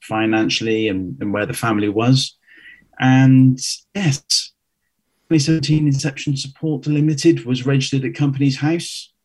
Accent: Cheltenham, South West England, United Kingdom; moved away as an adult; also born or lived in London; 2004, moved to London from where I grew up in Cheltenham.

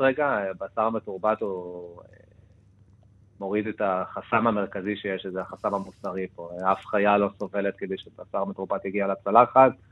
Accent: Argentina; now in Israel; בתור ארגנטינאי

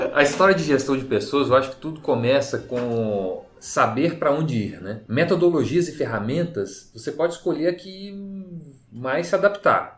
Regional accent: Belo Horizonte, Minas Gerais, Brazil; moved away as an adult; now in São Paulo, Brazil; Foi aí que eu me mudei para São Paulo, eu sou de Belo Horizonte, me mudei para São Paulo com família e cachorro e tudo

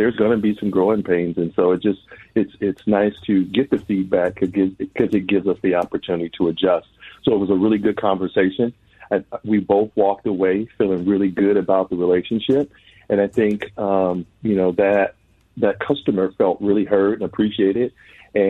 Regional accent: Twin Cities, Minnesota, United States; I grew up here in the Twin Cities

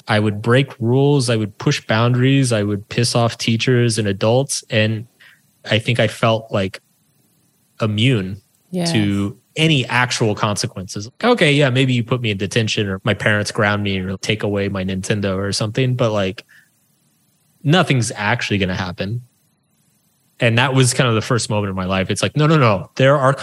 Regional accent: small town outside Austin, Texas, United States; I grew up in Texas in a small town. It used to be outside of Austin

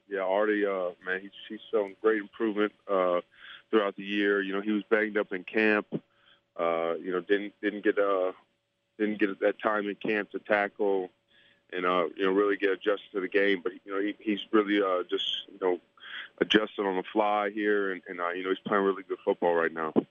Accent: Tampa, Florida, United States; I grew up in Tampa, in Tampa, Florida.

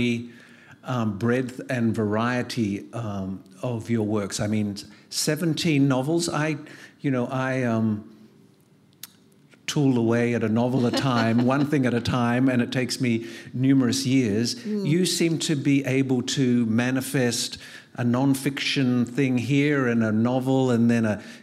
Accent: Australia; moved away as an adult; I'm originally Australian, and I'm a novelist, and I've been living overseas for many, like 40 years

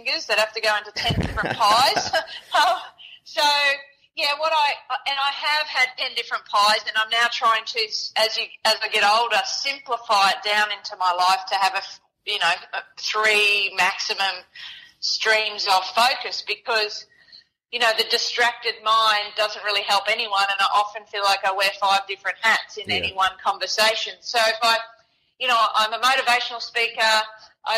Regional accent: Townsville, Queensland, Australia; I was born in Townsville

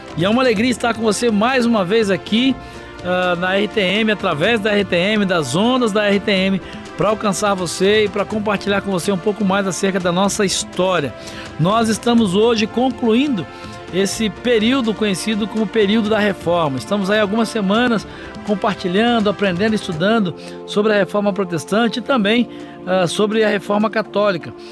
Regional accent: Brazil; como brasileiros, como latino-americanos

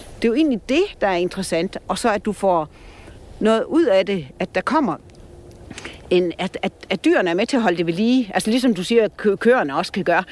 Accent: Store Vildmose, North Jutland, North Denmark Region, Denmark; moved away; Jeg er fra Nordjylland og vokset op i Stor, øh, hvad hedder Stor Vildmose deroppe på kanten

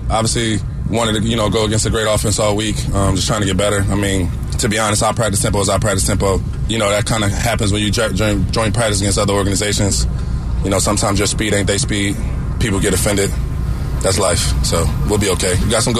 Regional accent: Philadelphia, Pennsylvania, United States; growing up in Philly

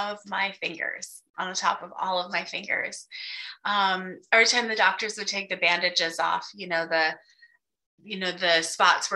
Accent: Wyoming, United States; I grew up in Wyoming

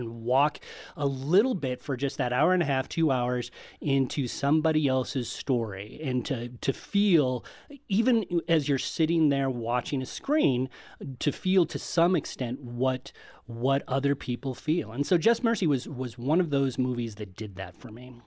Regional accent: Colorado Springs, Colorado, United States; I grew up in Colorado Springs

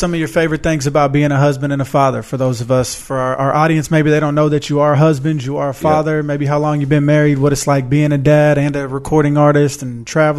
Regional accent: Houston, Texas, United States; Yeah, I grew up in Houston, so I'm Southern hip hop.

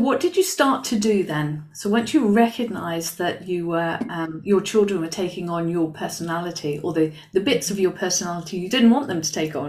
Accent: United Kingdom; now in Spain; I live in Spain now. I'm British and I live in Spain. I've lived in other countries.

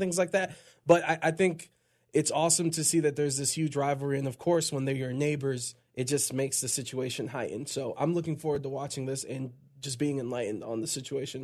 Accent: Cleveland, Ohio, United States; born and raised in Cleveland

